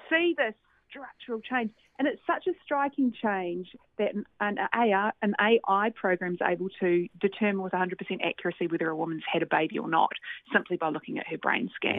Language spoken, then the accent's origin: English; Christchurch, Canterbury, New Zealand; I grew up in Christchurch, New Zealand